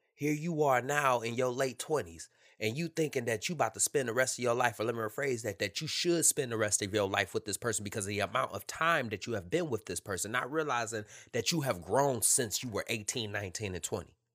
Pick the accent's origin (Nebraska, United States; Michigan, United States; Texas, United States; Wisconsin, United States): Michigan, United States; Detroit; moved away as an adult; Born and raised in Detroit, Michigan